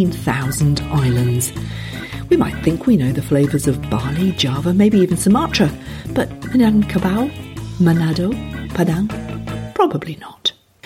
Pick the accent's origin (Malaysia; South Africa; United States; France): Malaysia; moved away; I grew up on Malay food because I grew up in Malaysia